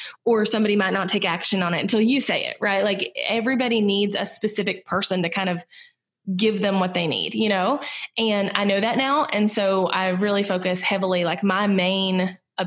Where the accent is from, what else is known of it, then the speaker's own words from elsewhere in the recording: Southern United States, United States; accent: Southern; in the US I'm Southern and I have a pretty distinct accent